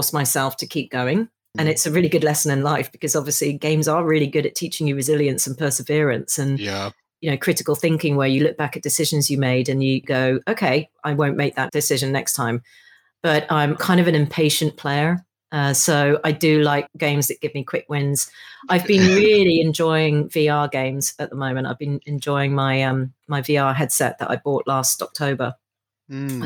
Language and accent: English; Hong Kong; now in United Kingdom; I grew up in Hong Kong in the 70s.